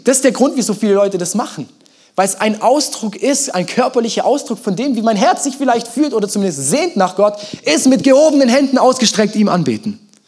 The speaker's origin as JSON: {"language": "German", "country": "Germany", "said": "wir Deutschen"}